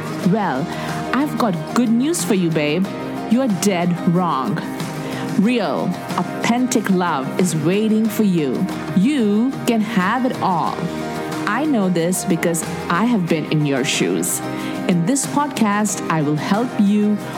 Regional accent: India; accent: Indian; moved away as an adult; also born or lived in Houston; my Indian accent, because I cannot pronounce certain words

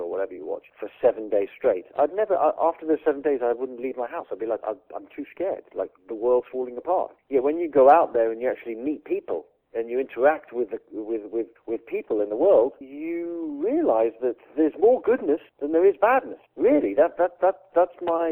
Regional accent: England, United Kingdom; I'm English.

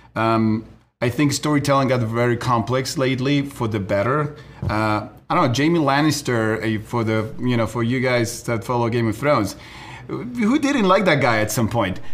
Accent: Uruguay; moved away; we're from Uruguay as well, so we we grew up in a different reality.

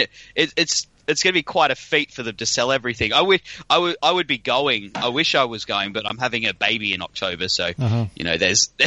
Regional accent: Australia; accent: broad Australian; my broad Australian accent. I've been told it's classified as broad.

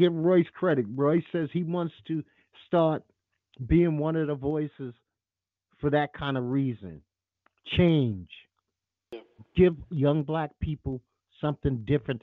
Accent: New York City, New York, United States; I'm from Bed-Stuy. I'm not very far from Marcy Projects

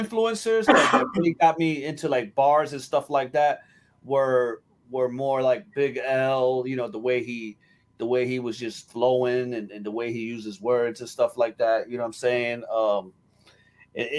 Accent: Newark, New Jersey, United States; I was born and raised in Newark, New Jersey, on the south side.

